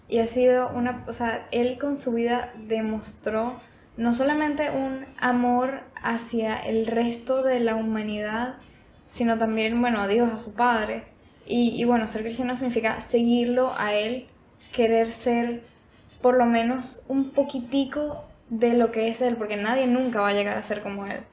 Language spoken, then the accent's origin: Spanish; Venezuela; moved away; yo nací en Venezuela, por eso es que tengo un acento diferente